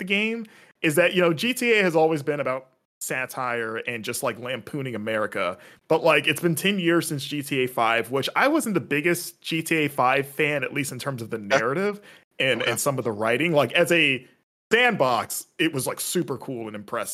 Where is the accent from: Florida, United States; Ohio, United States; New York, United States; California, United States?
Florida, United States; West Palm Beach; also born or lived in Fort Lauderdale; I grew up in South Florida in West Palm Beach